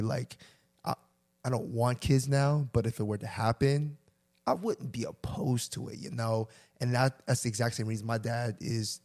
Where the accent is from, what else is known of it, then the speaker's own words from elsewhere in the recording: Chester, Virginia, United States; we grew up in Chester